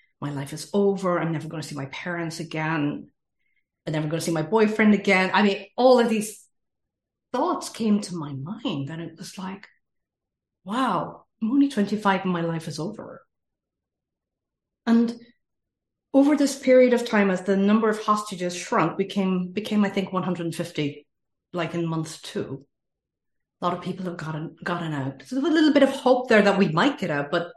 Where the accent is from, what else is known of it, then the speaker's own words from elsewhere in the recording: Ireland; accent: Irish; moved away as an adult; also born or lived in Middle East; I am from Ireland, as you can probably hear in the accent. I have lived all around the world, including the Middle East, for 25 years.